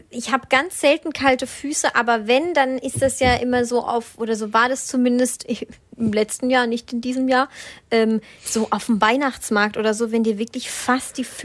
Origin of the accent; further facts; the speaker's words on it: Southern Germany, Germany; Christkind. Bei uns kam immer das Christkind. Ich komme